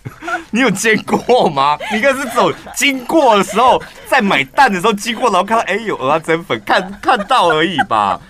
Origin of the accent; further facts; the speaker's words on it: Taichung, Taiwan; 身为台中的人